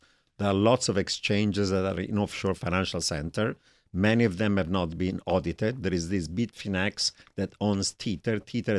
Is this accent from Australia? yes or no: no; Italy; accent: Italian; English is a second language; moved away as an adult; now in United States; My Italian accent hasn't changed.